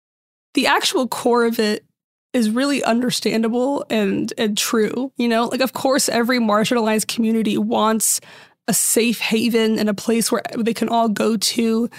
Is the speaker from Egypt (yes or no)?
no; Syria; I'm from Syria, but even in Syria, everyone, like in most Middle Eastern countries, there was a mix of all these religions